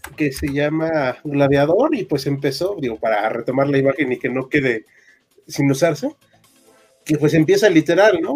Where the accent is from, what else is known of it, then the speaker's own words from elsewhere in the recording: Mexico; Sí, todos somos mexicanos. Este, no, no nos pondremos sombreros, pero somos mexicanos.